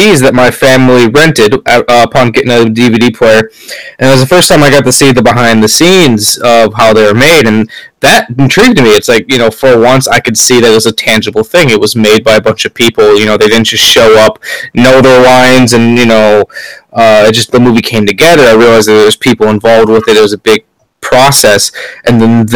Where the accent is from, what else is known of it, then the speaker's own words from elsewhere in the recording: Milwaukee, Wisconsin, United States; also born or lived in Mukwonago, Wisconsin; I was born and raised in Milwaukee, Wisconsin, down in Bayview.